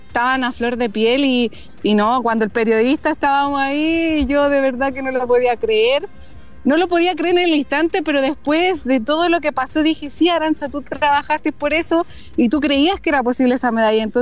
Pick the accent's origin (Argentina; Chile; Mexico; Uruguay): Chile; somos cuatro chilenas que vamos a estar corriendo la Gran Fondo